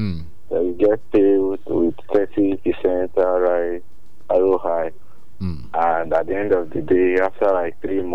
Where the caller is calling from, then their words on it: Okemesi, Ekiti, Nigeria; from Okemesi.